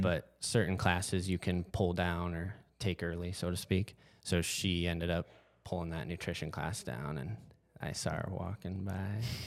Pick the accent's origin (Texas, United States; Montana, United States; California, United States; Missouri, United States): Montana, United States; Whitefish; born and raised Whitefish, Montana.